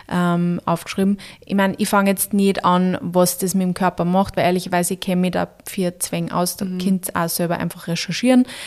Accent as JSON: {"language": "German", "country": "Austria", "said": "bei uns in Österreich"}